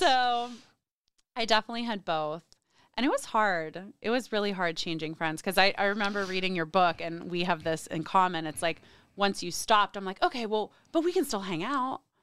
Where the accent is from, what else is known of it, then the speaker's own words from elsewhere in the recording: State College, Pennsylvania, United States; moved away as an adult; also born or lived in New York City; I grew up in State College, Pennsylvania.